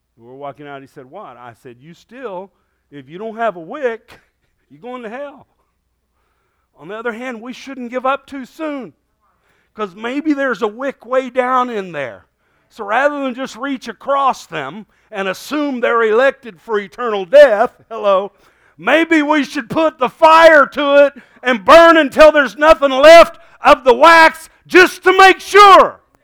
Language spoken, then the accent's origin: English; United States; Thank God I'm an American